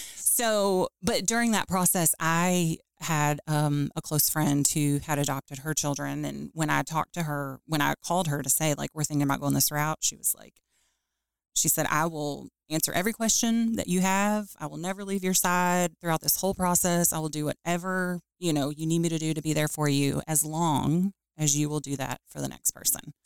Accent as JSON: {"language": "English", "town": "Louisville", "region": "Kentucky", "country": "United States", "tie": "born or raised there", "also_born_or_lived": "Lexington, Kentucky", "said": "I grew up in Louisville, Kentucky born and raised there"}